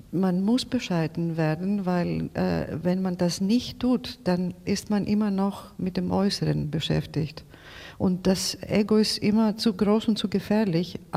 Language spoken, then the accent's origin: German; Greece; German is a second language; diese alle Erzählungen gelten für mich als Griechin aus Griechenland nach Deutschland.